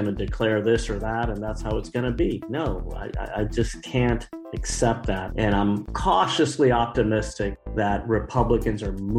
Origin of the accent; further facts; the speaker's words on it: Miami, Florida, United States; I was born in Miami in 1980. My parents fled Cuba in the 1960s.